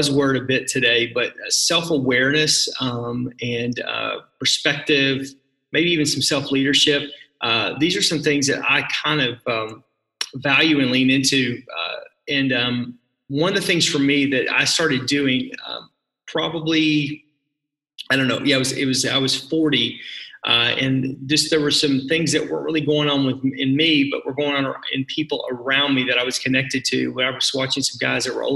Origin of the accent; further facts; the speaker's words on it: Fort Smith, Arkansas, United States; moved away as an adult; now in Milwaukee, United States; I grew up in Arkansas, so that's where you probably hear the accent a little bit. I grew up in a town called Fort Smith